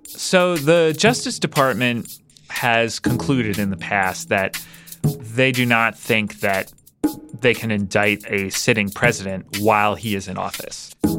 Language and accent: English; Midwest, United States; I'm from the Midwest